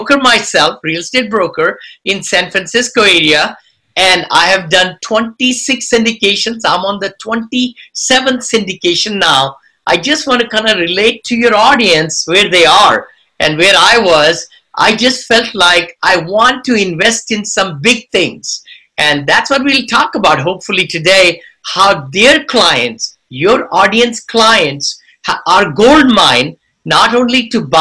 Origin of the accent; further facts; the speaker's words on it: India; moved away as an adult; now in United States; I came from India